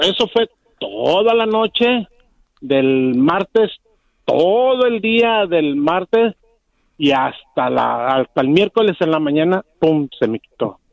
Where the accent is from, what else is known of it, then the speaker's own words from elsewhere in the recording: Jalisco, Mexico; soy jalisquillo 100%